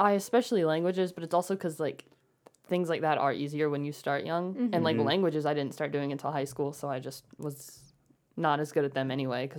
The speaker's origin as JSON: {"language": "English", "town": "Carrollton", "country": "United States", "also_born_or_lived": "Nashville, Tennessee"}